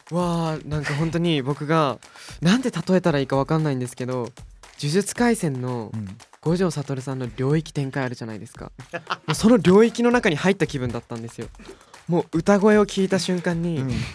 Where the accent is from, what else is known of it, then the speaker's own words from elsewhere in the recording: Kumamoto, Japan; moved away; 僕の地元が熊本